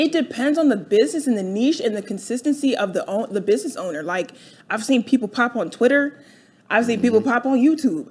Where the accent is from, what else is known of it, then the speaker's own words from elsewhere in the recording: Delaware, United States; moved away as an adult; now in Atlanta, United States; I grew up in uh, Delaware.